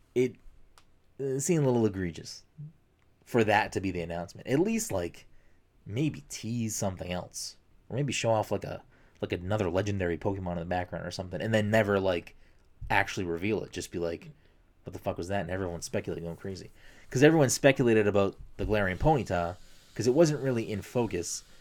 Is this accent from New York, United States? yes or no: no; Chelsea, Massachusetts, United States; in my town growing up in Chelsea